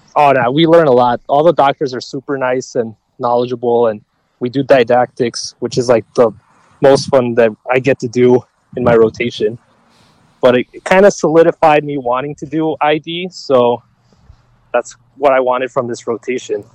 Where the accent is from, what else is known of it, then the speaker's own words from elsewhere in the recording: Robbinsdale, Minnesota, United States; born in, uh, Robbinsdale, Minnesota, Mercy Hospital